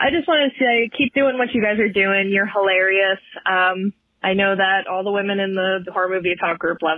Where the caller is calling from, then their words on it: Bakersfield, California, United States; from California, Bakersfield, California.